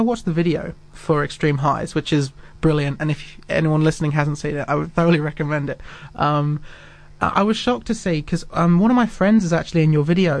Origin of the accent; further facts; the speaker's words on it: Christchurch, Canterbury, New Zealand; I'm from Christchurch, and I always find myself defending it.